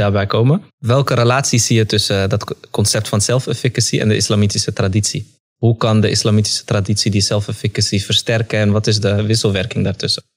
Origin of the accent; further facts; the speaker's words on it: Amsterdam, North Holland, Netherlands; ik ben in de Belmar opgegroeid